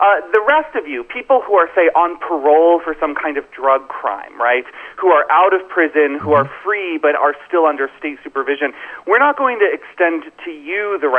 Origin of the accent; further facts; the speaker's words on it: Florida, United States; Florida, as you know, is my home state.